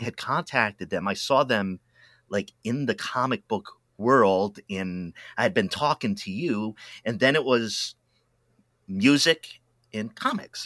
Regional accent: East Coast, United States; now in Pacific Northwest, United States; I'm from the East Coast originally

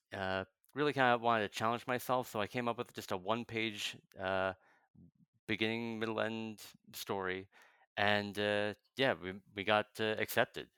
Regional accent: New Jersey, United States; now in Chicago, United States; I'm I'm originally from uh, New Jersey

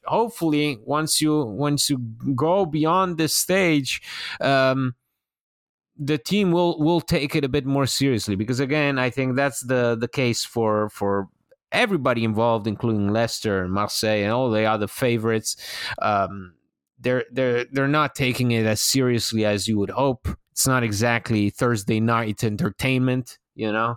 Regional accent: Italy; moved away; I was a, a child growing up in Italy

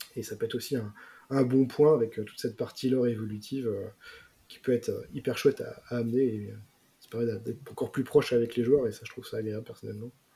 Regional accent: France; nous, en tant que Français

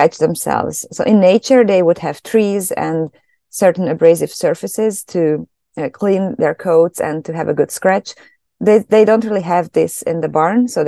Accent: Hungary; moved away as an adult; also born or lived in Germany; now in Canada; I'm originally from Hungary, so that's where I studied.

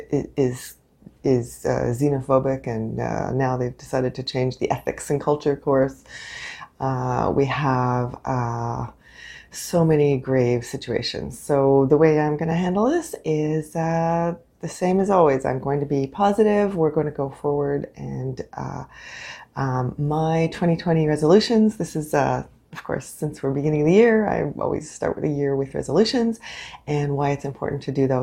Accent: Canada; I am unapologetically Canadian

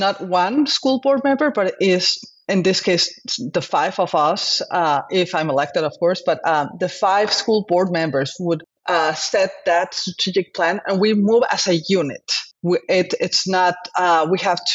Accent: Mexico; moved away as an adult; now in Mercer Island, United States; I am a physician from Mexico.

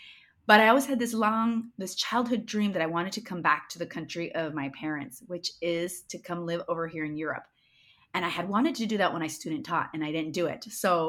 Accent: Moses Lake, Washington, United States; first language Spanish; English is a second language; moved away as an adult; also born or lived in Boise, Idaho; now in Hendaye, France; And as we discussed, I'm living in Indaya, France, but I'm originally born and raised in Moses Lake, Washington. And my parents are both immigrants. They are from Navarra, Spain, from the Basque country.

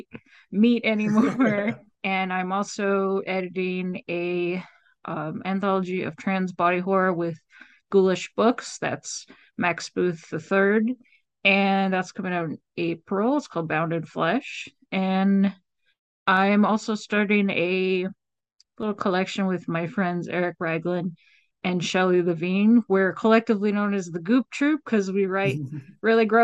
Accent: Vancouver Island, British Columbia, Canada; I'm from Vancouver Island, Canada, which is on like the Pacific Northwest.

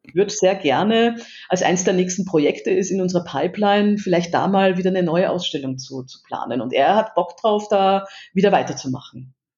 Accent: Vienna, Austria; now in Erlangen, Germany; ich als Wienerin

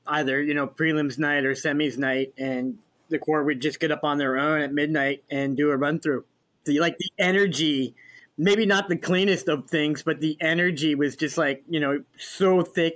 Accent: New England, United States; I grew up in New England

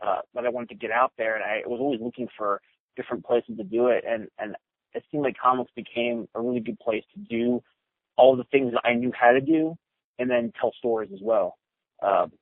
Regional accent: Maryland, United States; the state where I grew up in Maryland

